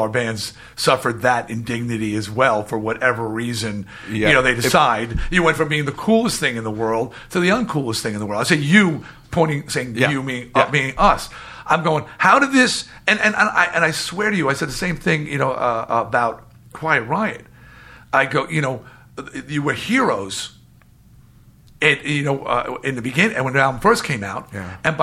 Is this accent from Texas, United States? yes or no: no; New York, United States; we're both from New York and we're both from the same era